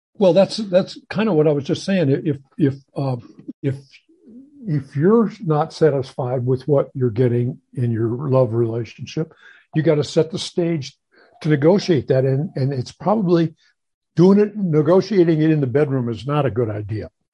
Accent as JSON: {"language": "English", "town": "St. Louis", "region": "Missouri", "country": "United States", "tie": "born or raised there", "moved": "yes", "said": "I grew up in St. Louis"}